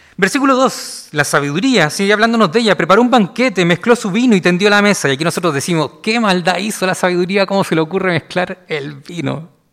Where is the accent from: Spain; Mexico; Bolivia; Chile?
Chile; Valparaíso; Yo soy de Valparaíso